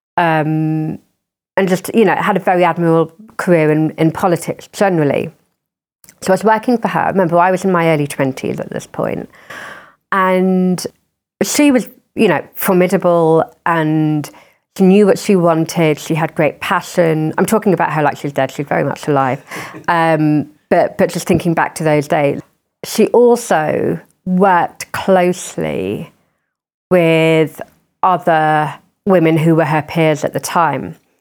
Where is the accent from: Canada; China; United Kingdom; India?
United Kingdom; Croydon, London; growing up in Croydon